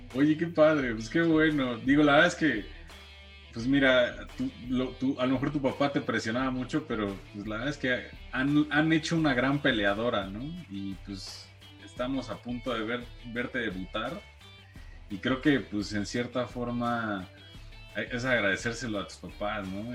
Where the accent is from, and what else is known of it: Mexico